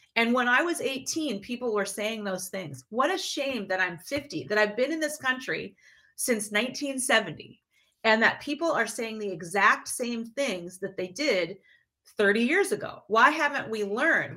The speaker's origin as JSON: {"language": "English", "town": "Minneapolis", "region": "Minnesota", "country": "United States", "tie": "born or raised there", "also_born_or_lived": "Detroit, Michigan", "said": "I was born in Detroit, and my then we moved to uh, Minneapolis, St. Paul area"}